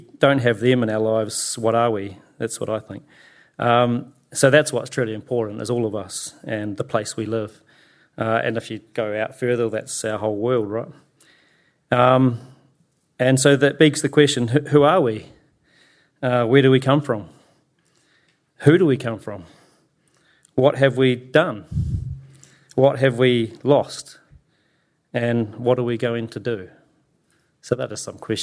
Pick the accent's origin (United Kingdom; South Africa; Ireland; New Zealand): New Zealand; Christchurch, Canterbury; I've born and raised here in Ōtautahi, lived here all my life.